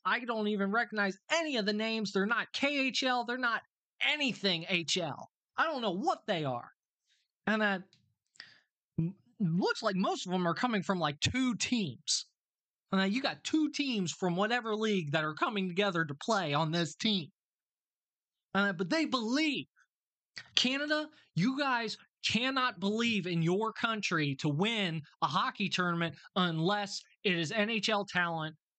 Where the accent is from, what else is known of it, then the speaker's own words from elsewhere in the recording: United States; me as an American